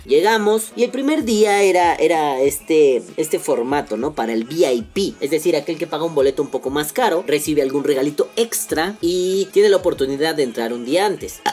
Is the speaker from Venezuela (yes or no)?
no; Mexico City, Mexico; yo que soy chilango de la Ciudad de México, yo nací aquí